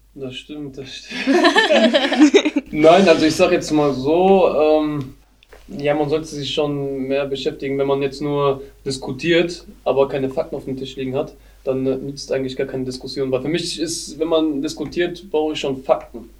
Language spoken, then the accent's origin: German; Germany; bei uns in Deutschland